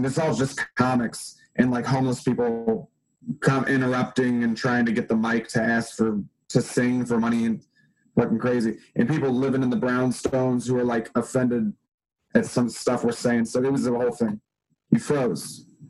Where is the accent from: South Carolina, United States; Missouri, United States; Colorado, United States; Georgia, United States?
Missouri, United States; St. Louis; born or raised there; moved away as an adult; now in New York City, United States